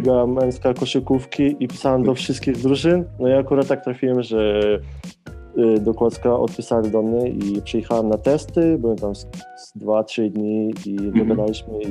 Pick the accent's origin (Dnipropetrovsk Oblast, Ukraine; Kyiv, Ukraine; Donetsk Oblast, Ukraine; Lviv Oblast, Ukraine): Lviv Oblast, Ukraine; Lviv; moved away as an adult; now in Poland; jestem z Lwowa